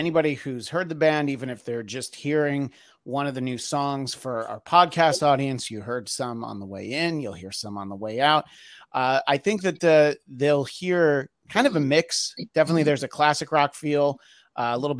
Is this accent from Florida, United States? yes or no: no; New York, United States; I grew up in New York State